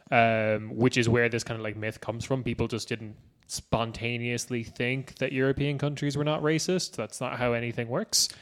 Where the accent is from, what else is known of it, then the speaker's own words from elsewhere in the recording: Ireland; we're Irish